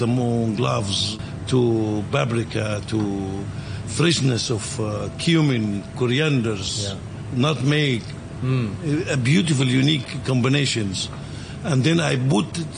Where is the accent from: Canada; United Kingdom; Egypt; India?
Egypt; moved away as an adult; now in Hong Kong; I'm from Egypt